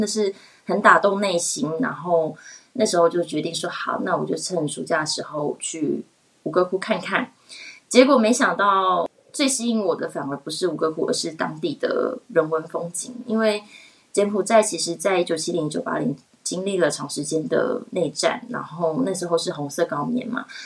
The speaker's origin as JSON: {"language": "Chinese", "country": "Taiwan", "also_born_or_lived": "Australia", "moved": "as an adult", "lives_now": "Switzerland", "said": "其实我一开始在台北，嗯，有百事集，然后那个时候也有去做推广。我觉得用母语跟嗯比较了解自己国家，就是台湾人的民情，我觉得会比较容易去做推广。然后来瑞士的时候"}